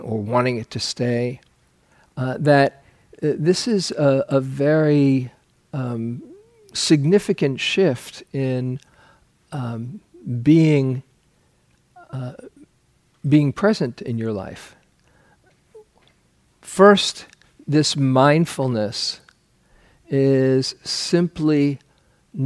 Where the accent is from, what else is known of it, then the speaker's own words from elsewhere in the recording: New York City, New York, United States; I grew up in New York City, and people there often live in superlatives